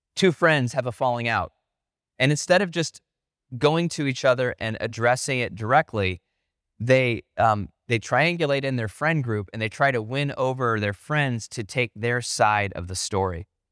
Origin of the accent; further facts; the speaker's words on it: Northeast Ohio, United States; growing up in Northeast Ohio